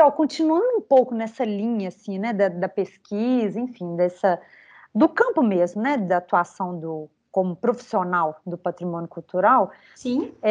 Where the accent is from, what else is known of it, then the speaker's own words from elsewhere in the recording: Belo Horizonte, Minas Gerais, Brazil; born there; eu, eu nasci aqui, né, em Belo Horizonte